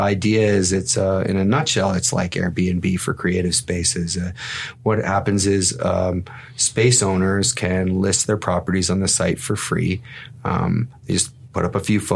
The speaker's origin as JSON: {"language": "English", "town": "Toronto", "region": "Ontario", "country": "Canada", "tie": "born or raised there", "also_born_or_lived": "Winnipeg, Manitoba, Canada / Mississauga, Ontario, Canada", "said": "I was born in Winnipeg, but I was raised here in the Toronto area. I was in Scarborough until I was about 11 and then came out to the West End and I grew up in Mississauga."}